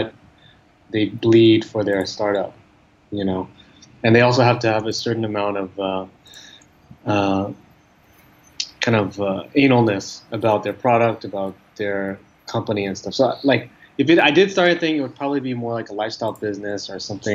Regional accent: Silicon Valley, California, United States; moved away as an adult; now in Ho Chi Minh City, Vietnam; I'm from the Valley and my dad was an engineer.

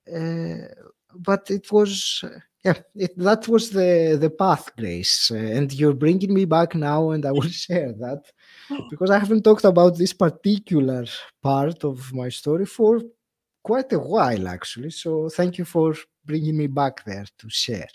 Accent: Greece; moved away as an adult; now in United Kingdom; when I moved from Greece, which is my home country, yeah. to to the UK

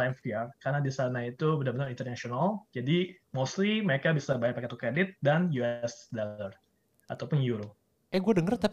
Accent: Indonesia; Kita orang Indo itu saking paspor kita lemah

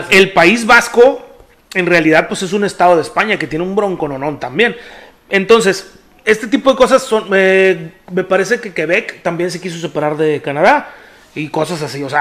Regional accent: Monterrey, Nuevo León, Mexico; entonces yo soy muy buen regio

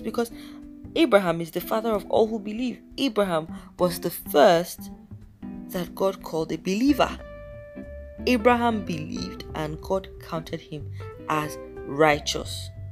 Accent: Nigeria; I am Nigerian

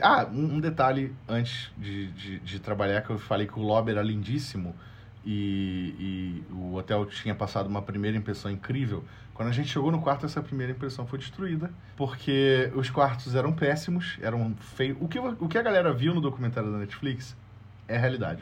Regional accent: Brazil; moved away; eu sou brasileiro, sou estrangeiro

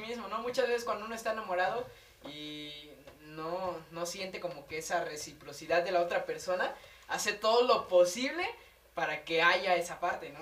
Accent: Mexico; las tierras que te vieron crecer, que te vieron nacer

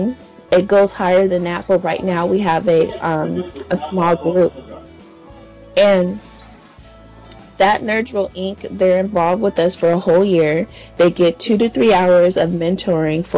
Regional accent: San Diego, California, United States; I'm from San Diego, California.

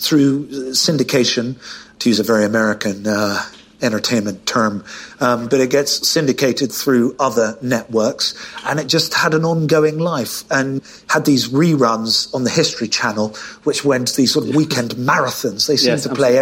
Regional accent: United Kingdom; I'm British

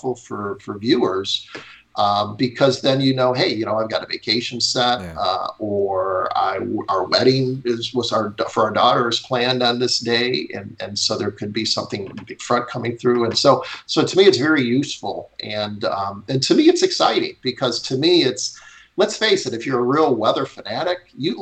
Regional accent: Chicago, Illinois, United States; moved away; I grew up in Chicago

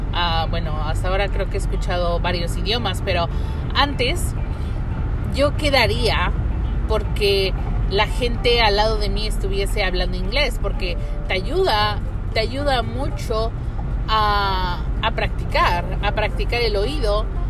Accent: Mexico; moved away

